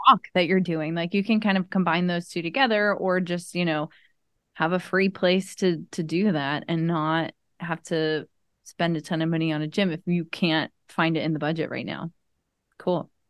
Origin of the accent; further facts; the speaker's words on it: Maryland, United States; now in Tampa, United States; as a kid growing up in Maryland